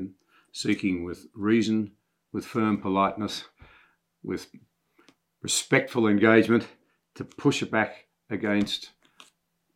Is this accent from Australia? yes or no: yes; Australia; myself as an Australian